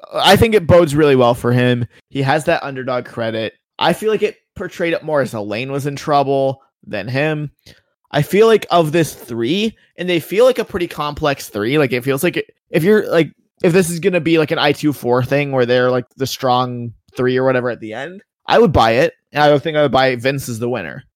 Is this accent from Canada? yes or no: yes; Canada; I am Canadian